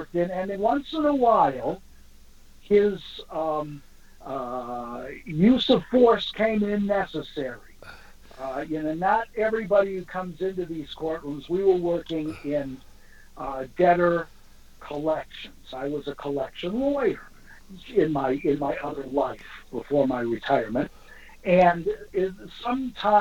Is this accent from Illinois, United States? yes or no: yes; Chicago, Illinois, United States